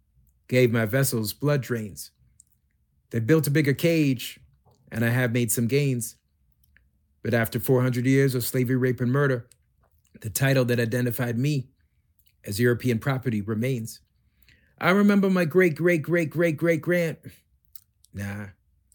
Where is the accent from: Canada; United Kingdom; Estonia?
Canada; I grew up in Canada as one of the only Black kids